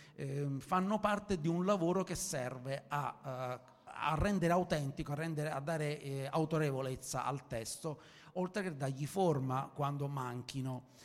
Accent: Sicily, Italy; io sono siciliano e sono abituato ai suc, sono abituato ai mercati, ai mercati confusionari

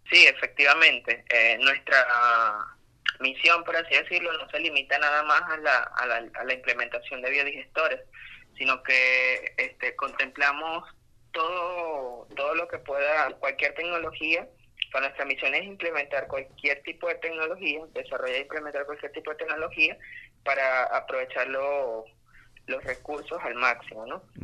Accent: Amazonas, Venezuela; soy oriundo, del Estado Amazonas

